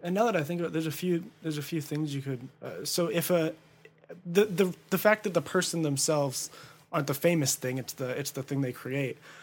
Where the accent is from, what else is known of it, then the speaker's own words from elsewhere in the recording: Ontario, California, United States; also born or lived in Upland, California / Claremont, California; I was born in San Antonio Community Hospital, but I grew up in Ontario, uh, uh, so on the border of Ontario and Chino